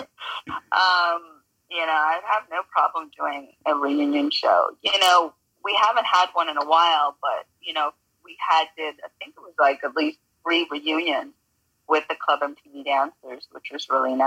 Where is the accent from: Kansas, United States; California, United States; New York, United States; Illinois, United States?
New York, United States; New York City; I grew up in New York